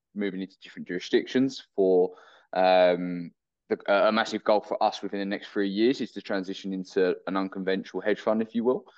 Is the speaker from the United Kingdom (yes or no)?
yes; United Kingdom; originally from the UK